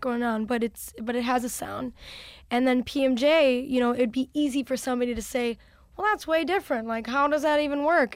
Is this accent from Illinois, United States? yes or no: yes; Chicago, Illinois, United States; I was from Chicago